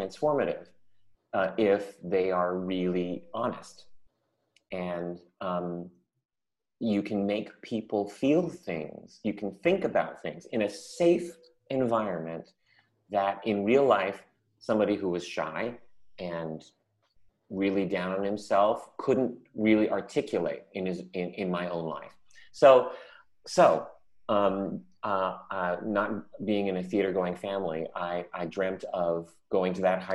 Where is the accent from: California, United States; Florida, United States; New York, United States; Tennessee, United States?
California, United States; San Francisco; when I was little, I grew up in San Francisco